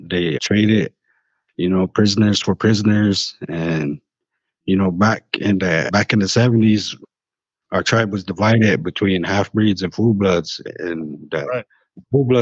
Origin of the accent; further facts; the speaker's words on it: South Dakota, United States; I'm from South Dakota, so we always been a Republican state. So growing up in that political system